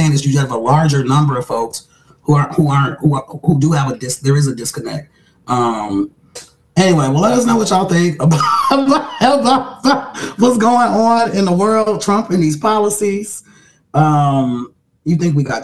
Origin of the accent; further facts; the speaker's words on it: the North, United States; I grew up north, great migration. My parents are first generation up north